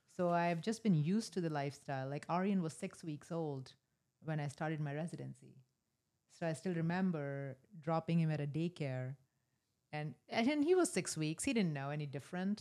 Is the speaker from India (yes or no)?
yes; rural North India, India; moved away; I was born in a small town in rural North India